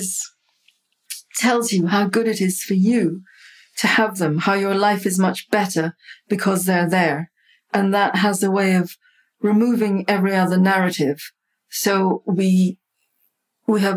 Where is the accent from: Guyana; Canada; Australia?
Guyana; I grew up in Sobrianville, which is very close to the sea.